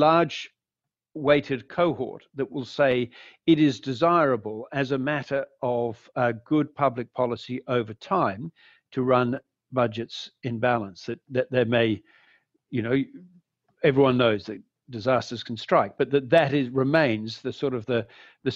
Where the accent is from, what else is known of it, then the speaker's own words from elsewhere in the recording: Australia; now in United States; I say, Australia